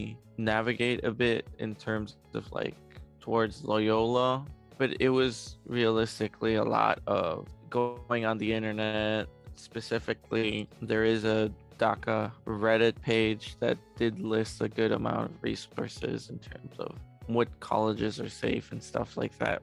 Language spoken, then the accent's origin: English; Chicago, Illinois, United States; also born or lived in Mexico City, Mexico; I have lived in Chicago for most of my life